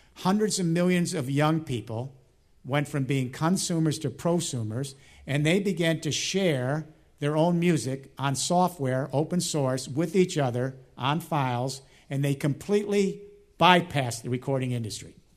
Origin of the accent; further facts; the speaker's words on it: Chicago, Illinois, United States; Chicago this week, my hometown